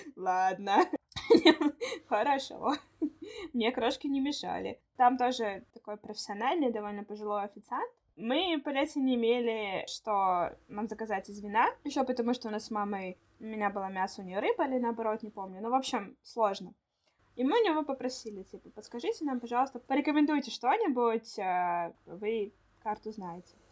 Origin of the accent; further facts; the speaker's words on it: Saint Petersburg, Russia; мы выросли в Петербурге